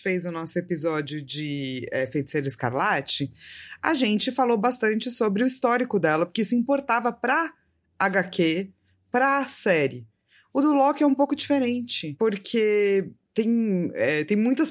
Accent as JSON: {"language": "Portuguese", "country": "Brazil", "said": "a gente é brasileiro"}